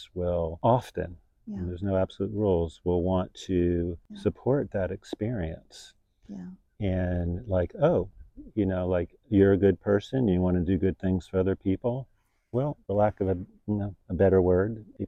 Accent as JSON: {"language": "English", "town": "Miami", "region": "Florida", "country": "United States", "tie": "born or raised there", "said": "I grew up in Miami, which is a pretty real city."}